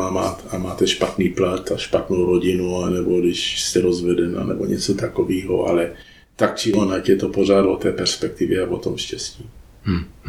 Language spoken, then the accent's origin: Czech; United States; moved away; jsem vyrostl v poměrně chudé čtvrti v Americe, to byla dělnická čtvrta, byli to samý Italové a Čani